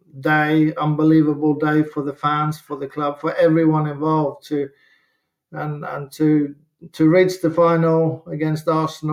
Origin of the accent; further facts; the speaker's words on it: Norway; moved away as an adult; also born or lived in Southampton; growing up in Norway and Scandinavia, watching the English football is massive.